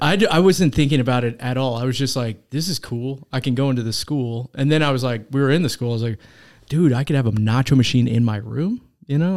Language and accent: English; Derby, Kansas, United States; I grew up in Derby, Kansas.